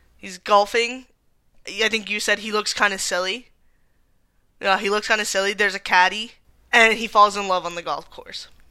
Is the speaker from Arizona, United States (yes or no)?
yes; Tucson, Arizona, United States; we are both from Tucson